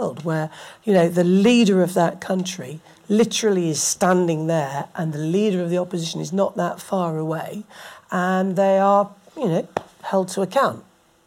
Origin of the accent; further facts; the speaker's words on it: England, United Kingdom; moved away as an adult; also born or lived in Scotland; I stood as an English Tory and got elected at the most left-wing university in Scotland